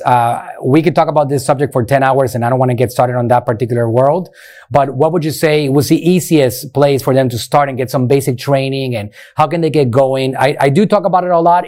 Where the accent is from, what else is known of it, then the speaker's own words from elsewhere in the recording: Puerto Rico; moved away as an adult; now in Clearwater, United States; Puerto Rico, uh, born and raised in Puerto